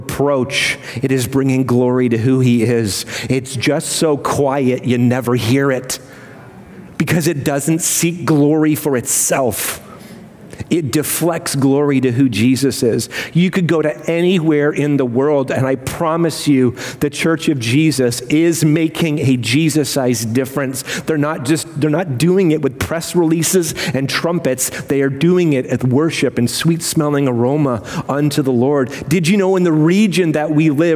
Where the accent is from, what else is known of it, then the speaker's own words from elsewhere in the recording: United Kingdom; I'm British